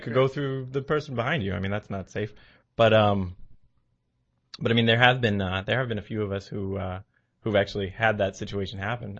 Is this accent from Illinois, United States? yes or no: no; New Bedford, Massachusetts, United States; also born or lived in Beverly, Massachusetts; I'm from New Bedford